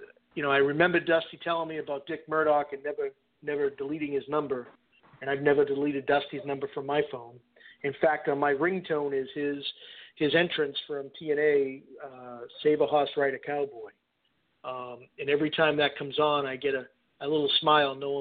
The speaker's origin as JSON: {"language": "English", "town": "Boston", "region": "Massachusetts", "country": "United States", "tie": "born or raised there", "said": "I grew up in Boston"}